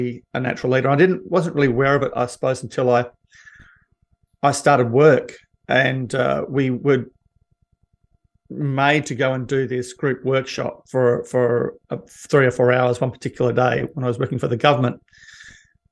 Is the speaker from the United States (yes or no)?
no; Perth, Western Australia, Australia; I grew up basically in Bassendean in a suburb in WA, in Perth